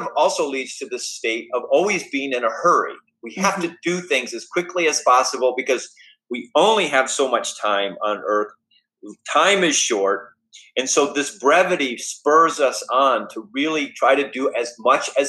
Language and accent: English; United States; who we are as Americans